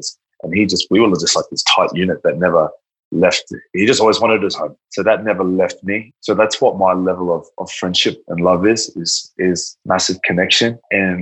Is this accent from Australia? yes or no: yes; Australia; also born or lived in Brisbane / Gold Coast / Tonga (ancestry); that's Tongan from Australia. I'm an Australian from Tongan descent.